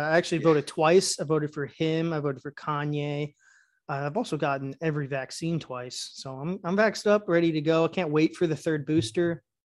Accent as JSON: {"language": "English", "region": "the South", "country": "United States", "accent": "Southern", "said": "And honestly, I really don't have that bad of a Southern accent."}